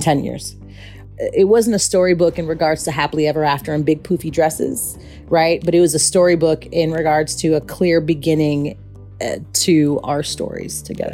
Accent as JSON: {"language": "English", "town": "Chicago", "region": "Illinois", "country": "United States", "said": "I'm from Chicago"}